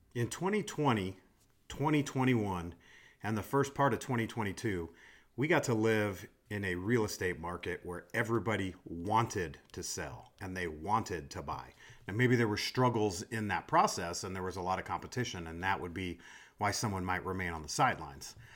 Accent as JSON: {"language": "English", "town": "Des Moines", "region": "Iowa", "country": "United States", "moved": "yes", "said": "I'm from Des Moines, Iowa, and I was in, I was back home recently"}